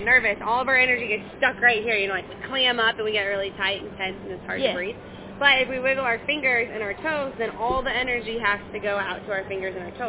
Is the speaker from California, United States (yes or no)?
no; Iowa, United States; We're from Iowa, so we're very proud of the state fairgrounds here.